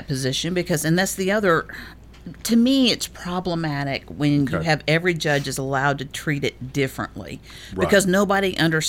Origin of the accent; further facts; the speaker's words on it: Chesterton, Indiana, United States; moved away as an adult; No, I'm not from Chicago. I was born and raised in this little town called Chesterton, Indiana. I lived there until I was, I guess, a freshman, sophomore in college.